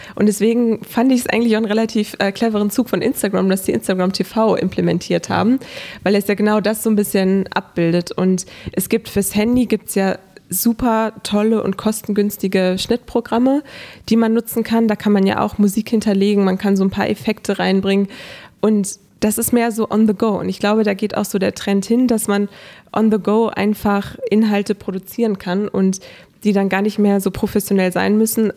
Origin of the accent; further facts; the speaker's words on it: Hanover, Lower Saxony, Germany; Ich lebe seitdem ich geboren wurde in Hannover, habe dort meine Kindheit verbracht